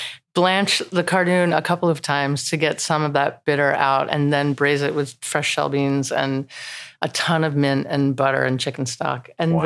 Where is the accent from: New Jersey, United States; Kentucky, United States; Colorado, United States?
New Jersey, United States; I'm from New Jersey. We grew up with the most incredible red beefsteak.